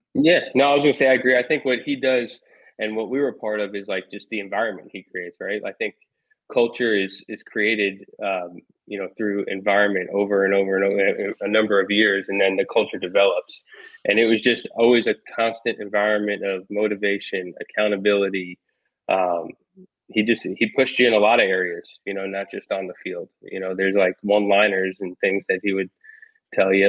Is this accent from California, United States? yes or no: no; Long Island, New York, United States; moved away as an adult; also born or lived in Maryland / Louisville, Kentucky; I grew up on Long Island, then went to North Babylon High School on the South Shore of Long Island